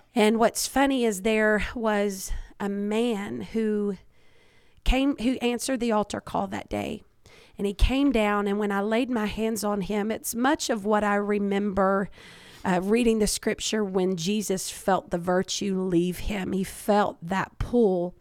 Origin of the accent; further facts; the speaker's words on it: Kentucky, United States; I was born and raised in Kentucky.